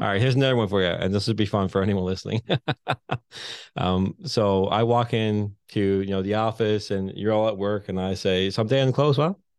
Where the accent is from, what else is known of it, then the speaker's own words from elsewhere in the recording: Newfoundland and Labrador, Canada; accent: thicker Newfoundland bay accent; moved away as an adult; now in St. John's, Canada; I'm from the Bay. I hated town growing up.